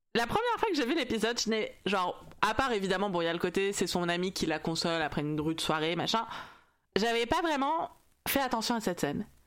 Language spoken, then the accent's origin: French; France; je suis française